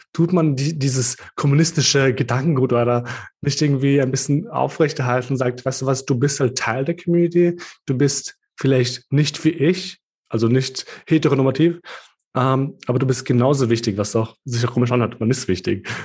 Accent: Kosovo; now in Austria; als Albaner aus dem Kosovo

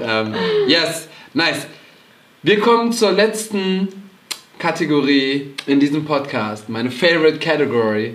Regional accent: Cologne, North Rhine-Westphalia, Germany; wir sind natürlich als Kölner

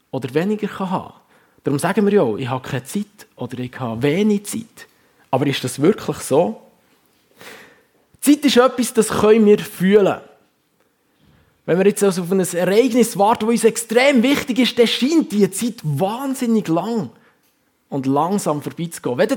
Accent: Huttwil, Bern, Switzerland; now in Wallisellen, Switzerland; ich bin in Huttwil aufgewachsen, wohne im Moment mit meiner Familie in Wallisellen, arbeite seit knapp fünf Jahren in der FG Kloten als Pastor.

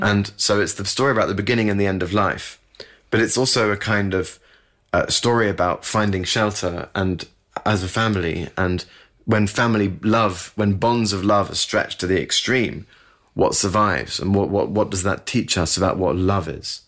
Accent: United Kingdom; I'm British

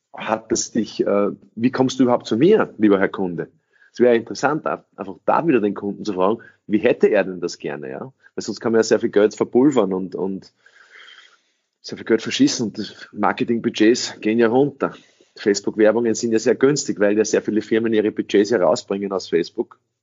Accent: Austria; first language English; German is a second language; also born or lived in United States; ich in einen österreichischen Kindergarten gegangen bin

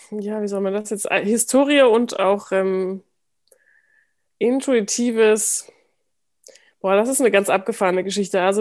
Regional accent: Germany; ich bin als halbe Türkin geboren, aber ich bin ohne den, diesen ganzen Teil meiner Familie aufgewachsen, also

